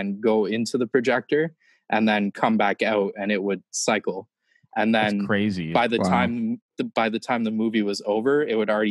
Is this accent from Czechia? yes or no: no; Niagara Falls, Ontario, Canada; I'm from Niagara Falls. It's in Canada